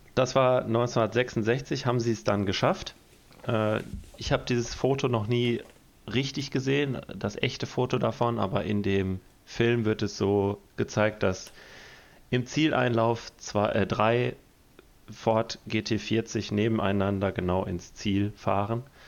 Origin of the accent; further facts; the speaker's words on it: Detmold, North Rhine-Westphalia, Germany; aus Detmold, also aus meiner Heimatstadt